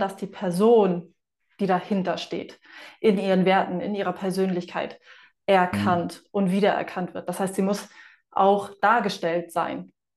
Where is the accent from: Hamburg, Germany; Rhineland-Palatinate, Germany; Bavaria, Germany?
Hamburg, Germany; now in Fuerteventura, Spain; ich bin eine Hamburger Dean